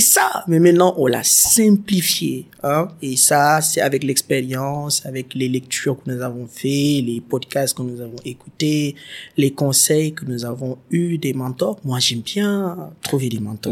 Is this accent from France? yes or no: no; Senegal